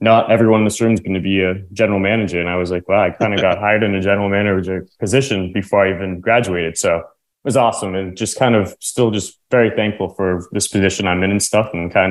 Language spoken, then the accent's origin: English; Lowell, Massachusetts, United States; I grew up in Lowell, Massachusetts